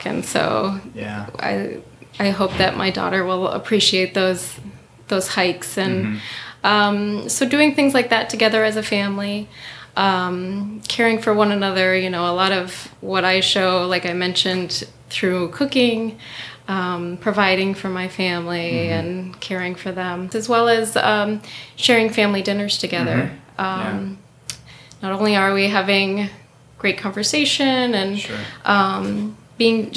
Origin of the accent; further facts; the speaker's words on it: Upper Peninsula, Michigan, United States; now in Northville, United States; I'm actually originally from the Upper Peninsula, and I lived on Little Beatty Knock off of Lake Michigan